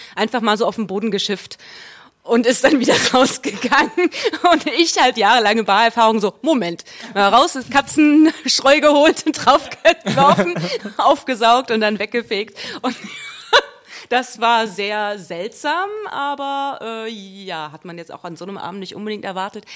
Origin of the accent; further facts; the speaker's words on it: Wiesbaden, Hesse, Germany; accent: Hessian; da bin ich geboren und aufgewachsen äh, in Spießbaden